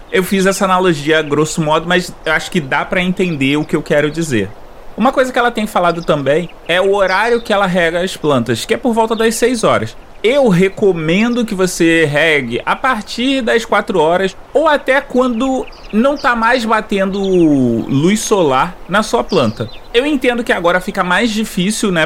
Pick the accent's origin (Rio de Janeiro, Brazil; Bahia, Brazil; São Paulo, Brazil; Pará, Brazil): Rio de Janeiro, Brazil; accent: carioca; eu sou carioca